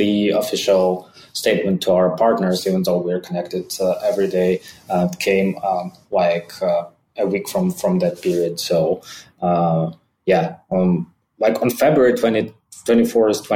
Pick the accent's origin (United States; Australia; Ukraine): Ukraine; since I was born in Ukraine